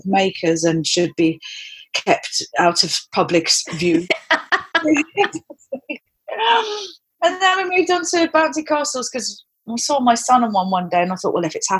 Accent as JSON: {"language": "English", "region": "London", "country": "United Kingdom", "also_born_or_lived": "Cornwall", "moved": "yes", "lives_now": "Isle of Wight, United Kingdom", "said": "I'm from London originally"}